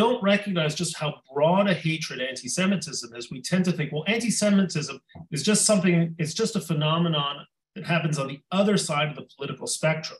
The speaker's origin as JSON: {"language": "English", "country": "Mexico", "tie": "born or raised there", "moved": "yes", "said": "When I was a child growing up in Mexico"}